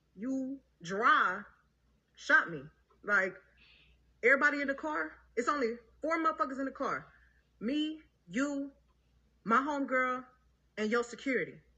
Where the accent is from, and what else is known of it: Houston, Texas, United States